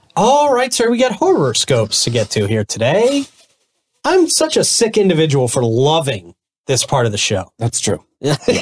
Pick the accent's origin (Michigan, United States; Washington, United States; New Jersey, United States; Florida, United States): Florida, United States; St. Johns County; here in my hometown of St. John's County